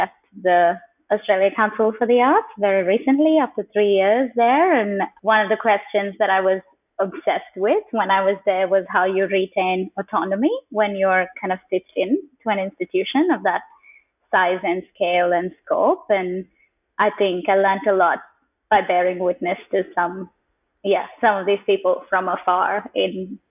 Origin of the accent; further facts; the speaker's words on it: Kuwait; born there; also born or lived in India / United Kingdom; I was born in Kuwait just before the Gulf War, and I have lived since in many parts of India, some parts of the UK, and across parts of the continent here.